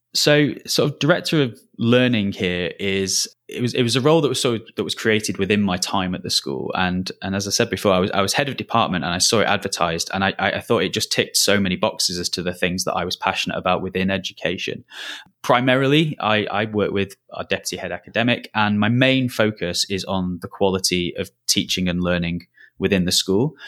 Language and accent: English; Lancashire, North West England, United Kingdom; moved away as an adult; also born or lived in Merseyside; I'm not from the Southeast, as, as you might be able to tell from the accent. I'm from Lancashire originally